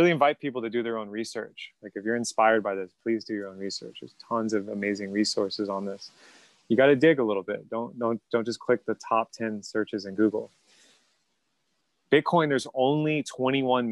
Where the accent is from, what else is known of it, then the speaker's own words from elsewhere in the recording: United States; I'm from the United States